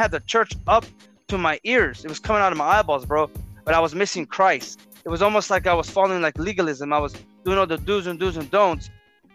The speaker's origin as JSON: {"language": "English", "town": "Harbor City", "region": "California", "country": "United States", "tie": "born or raised there", "said": "We graduated from high school, Narbonne High School, located in Harbor City, California. And, you know, you and I grew up in the Harbor area"}